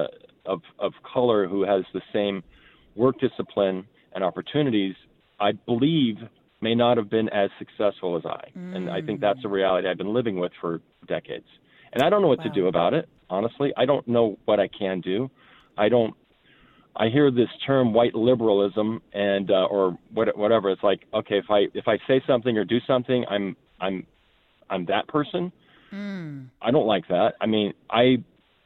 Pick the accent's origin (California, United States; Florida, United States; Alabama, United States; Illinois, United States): California, United States; Los Angeles; moved away as an adult; also born or lived in Bay Area, California; now in Arizona, United States; I grew up in Southern California in the 60s